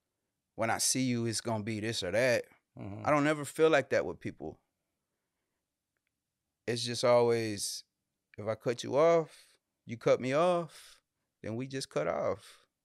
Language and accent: English; Houston, Texas, United States; Born and raised in Houston, man, on the north side, right? So the hospital I was born at is literally within like a 10-mile radius of anywhere I've ever lived in my life.